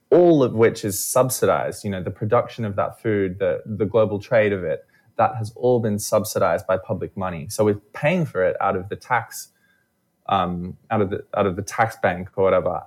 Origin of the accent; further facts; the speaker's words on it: Australia; I'm from Australia, as you might hear